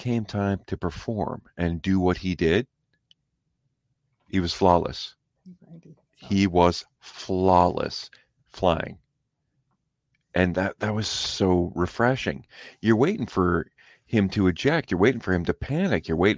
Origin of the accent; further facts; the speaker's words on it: Canada; I'm Canadian.